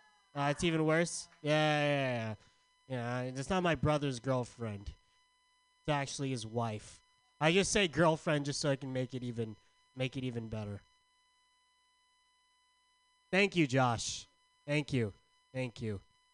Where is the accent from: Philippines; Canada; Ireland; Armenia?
Philippines; I look like both Harold and Kumar. It's called being Filipino, asshole.